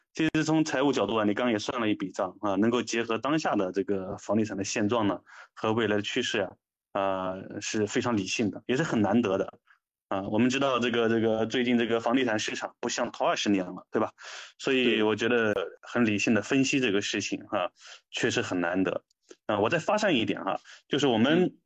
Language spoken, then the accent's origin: Chinese; China; 我们中国人